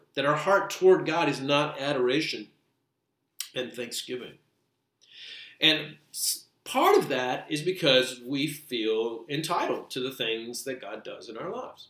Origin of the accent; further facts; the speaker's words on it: United States; We're not only Americans, we're American Christians